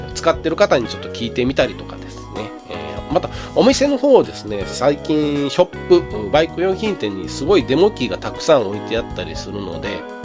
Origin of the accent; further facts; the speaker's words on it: Kyoto, Japan; also born or lived in Toyota, Aichi; 1973年昭和48年ですねに京都府で生まれまして京都府で育っております